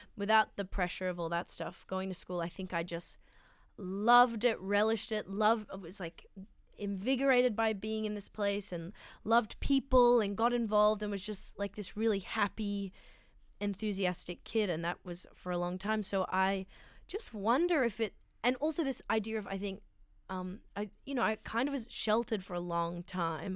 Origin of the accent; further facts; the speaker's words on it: Sydney, New South Wales, Australia; I grew up in Sydney in, um, s, a pla, in Strathfield